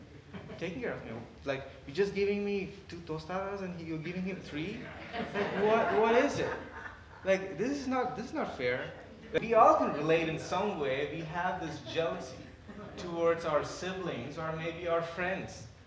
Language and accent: English; India; moved away as an adult; I was born and raised in India